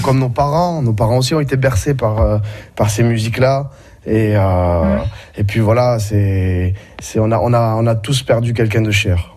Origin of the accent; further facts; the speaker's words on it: Marseille, Provence-Alpes-Côte d'Azur, France; je suis de Marseille